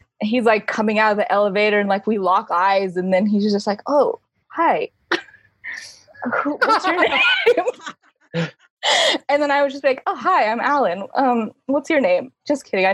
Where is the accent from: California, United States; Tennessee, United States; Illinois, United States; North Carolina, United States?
California, United States; Bay Area; I grew up in the Bay Area, California